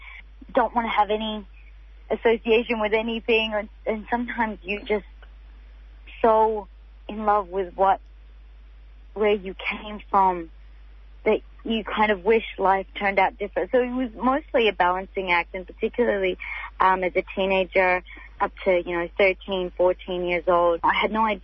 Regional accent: Australia; as an Australian, I have that freedom of expression that I don't have as a Palestinian

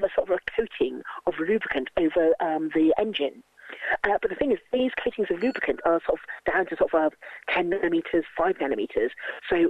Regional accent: London, United Kingdom; I was brought up in London and sort of lived in big cities all my life

